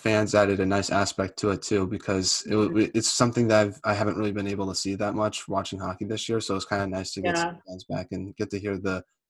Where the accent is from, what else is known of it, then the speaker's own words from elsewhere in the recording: United States; as an American